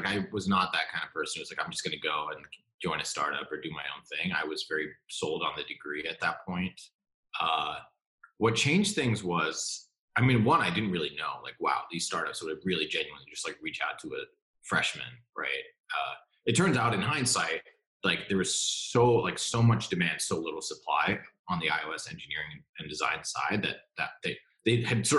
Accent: Singapore; also born or lived in New York, United States; I ended up growing up mostly abroad in Singapore, which is where my parents are still

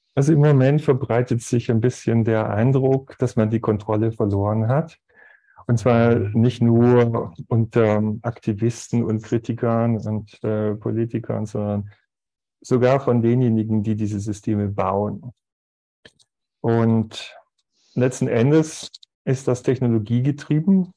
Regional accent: Aalen, Baden-Württemberg, Germany; moved away as an adult; now in Zurich, Switzerland; ich bin im ehrwürdigen Kreissaal der Stadt Aalen zur Welt gekommen

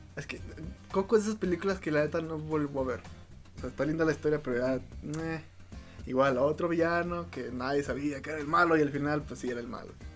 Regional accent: Mexico; siendo mexicano

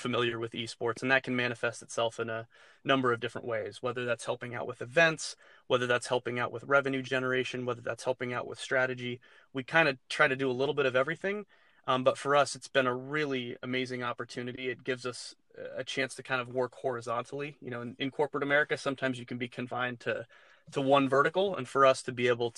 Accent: Southern California, United States; moved away as an adult; also born or lived in Los Angeles; now in Minneapolis, United States; being born and raised in Southern California

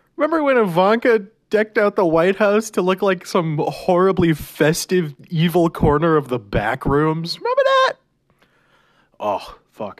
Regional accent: Canada; we're Canadian.

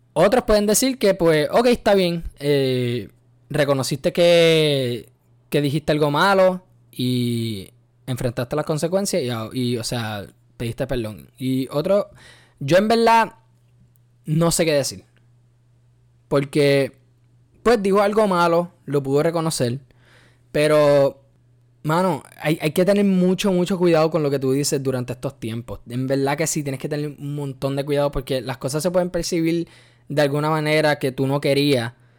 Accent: Puerto Rico; yo soy boricua hasta la muerte, nacido y criado en, en Puerto Rico

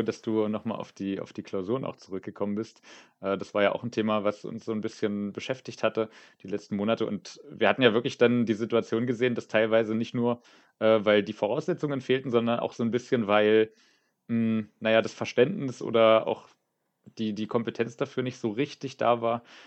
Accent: Saxony-Anhalt, Germany; now in Potsdam, Germany; Ich bin in Sachsen-Anhalt aufgewachsen

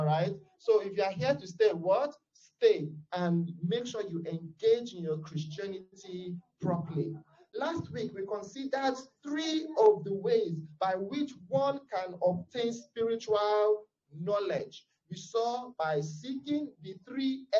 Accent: Nigeria; I am a Nigerian, I'm from Africa

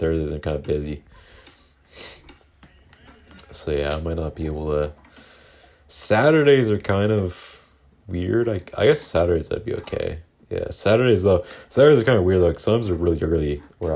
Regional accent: Canada; I'm Canadian

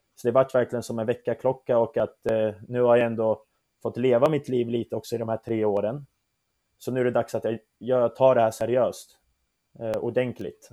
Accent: Södertälje, Stockholm County, Sweden; also born or lived in Turkey; jag är ju född och uppvuxen i Södertälje, där jag har bott största delen av mitt liv

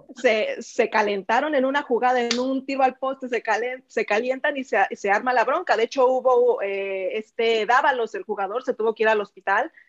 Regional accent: Mexico City, Mexico; also born or lived in Nayarit (family); now in Barcelona, Spain; yo siempre vivía en el DF, bueno, nací en el DF

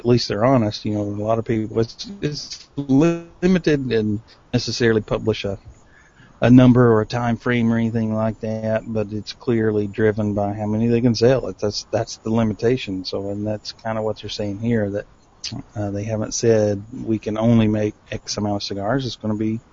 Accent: Tennessee, United States; my home state of Tennessee

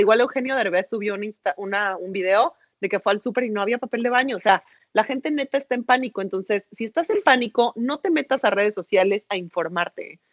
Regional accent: Mexico; los mexicanos somos unos chingones

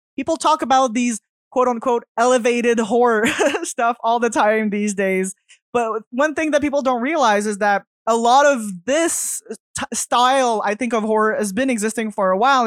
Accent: Canada; I'm French, so I'm French Canadian

